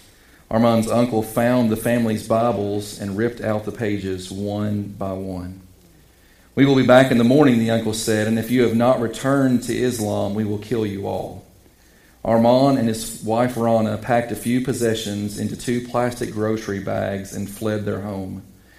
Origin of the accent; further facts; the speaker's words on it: United States; We are the minority as American Christians